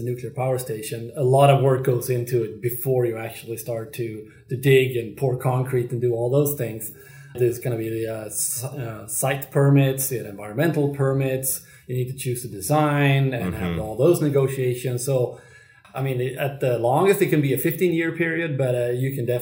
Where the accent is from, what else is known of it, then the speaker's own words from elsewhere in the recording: Sweden; my home country of Sweden